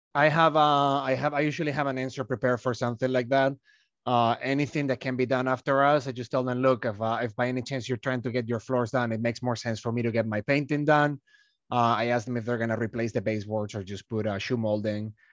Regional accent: Malaga, Andalusia, Spain; moved away as an adult; I'm from Malaga

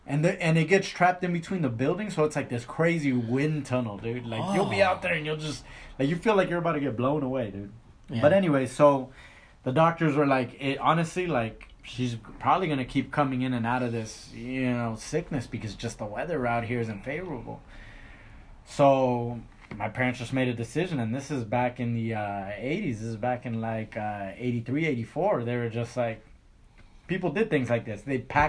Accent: Los Angeles, California, United States; Why was I born in the Los Angeles area?

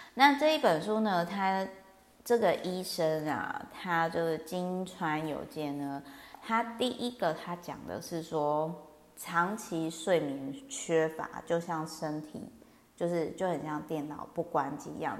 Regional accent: Kaohsiung, Taiwan; now in Taipei, Taiwan; 因为我老家呢是乡下高雄

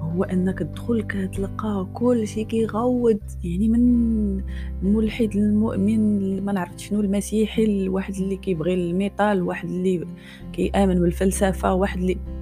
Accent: Morocco; انا مغربيه كيعجبني المغرب

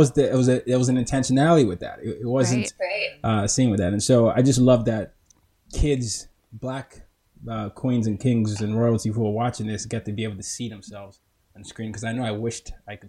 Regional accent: Nigeria; So for those that don't know, I'm Nigerian. I was born in Nigeria and I'm from Nigeria

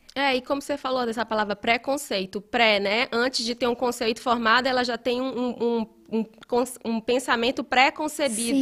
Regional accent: Ceará, Brazil; moved away as an adult; now in Belo Horizonte, Brazil; eu sou do Ceará, né? deve ter percebido esse meu esse sotaque

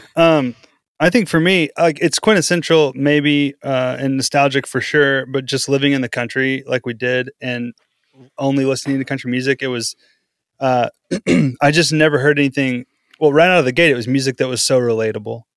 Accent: Powderly, Texas, United States; now in Oklahoma City, United States; I lived in Texas for, uh, eight years growing up. The growing up years were in Texas.

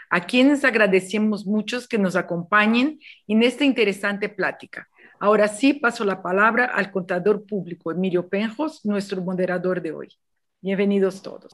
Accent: Mexico; Yo nací en el corazón agrícola de México

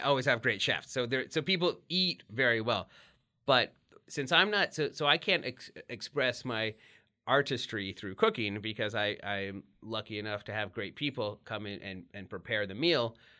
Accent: Texas, United States; in the eighties when you're growing up in Texas

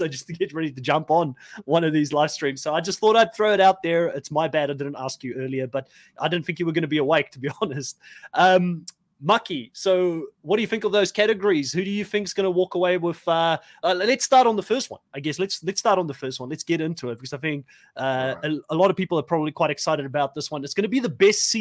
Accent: South Africa; moved away; I'm from South Africa originally

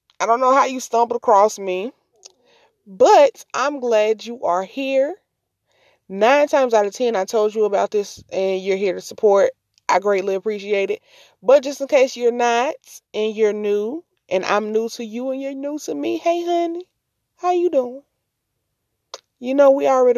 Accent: Mississippi, United States; I'm from Mississippi

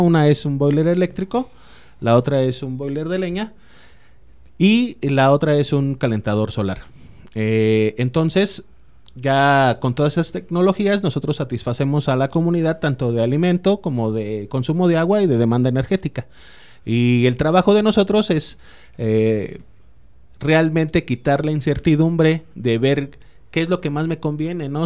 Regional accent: Mexico

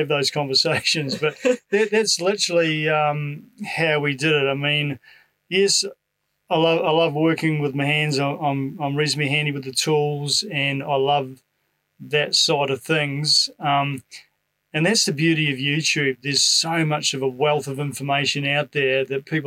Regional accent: New Zealand; moved away as an adult; now in Australia; I come from New Zealand

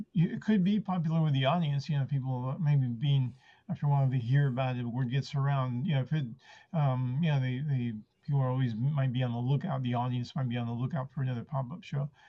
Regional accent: San Francisco, California, United States; first language Spanish; English is a second language; also born or lived in Argentina; I, was six years old when our family came to uh, San Francisco

